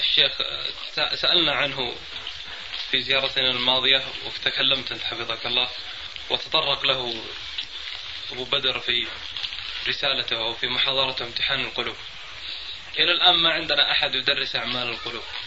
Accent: Buraydah, Al-Qassim, Saudi Arabia; في القصيم عندنا في بريدة

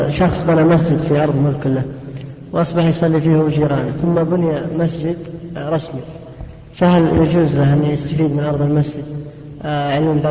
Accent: Jeddah, Makkah Province, Saudi Arabia; أتيت لهم محدد يعني فترة زمنية فترة الدراسة أربع سنين تقريبا وأرجع جدة

